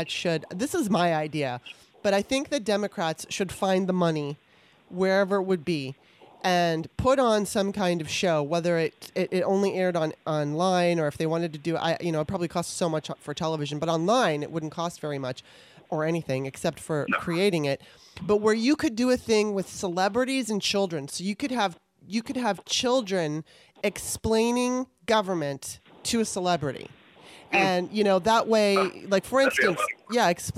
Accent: California, United States; now in Maryland, United States; I grew up on both coasts, right? I was in California for the most of my life I was in California. And I was born in Maryland and now I'm back in Maryland

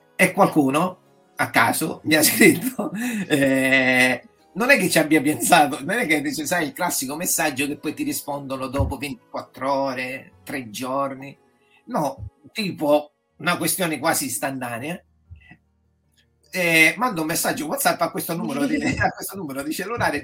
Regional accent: Catania, Sicily, Italy; moved away as an adult; now in Parma, Italy; sono originario di Catania, però vivo dal 2020 eh, a Parma, eh, in Emilia Romagna

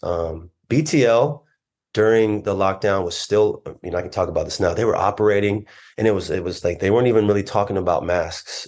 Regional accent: Orange, California, United States; also born or lived in Long Beach, California; I was raised Christian here in Southern California. I was born in Long Beach, but my mom mostly lived in Orange.

